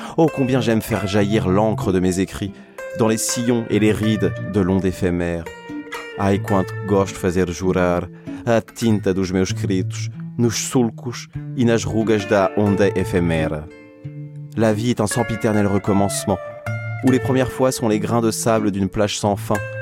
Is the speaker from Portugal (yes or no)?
yes; Portugal; Tumar, c'est une ville près de chez moi au Portugal